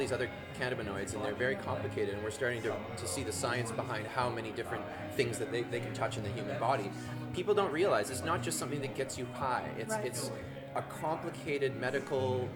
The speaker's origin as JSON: {"language": "English", "town": "Vancouver", "region": "British Columbia", "country": "Canada", "said": "I'm from Vancouver"}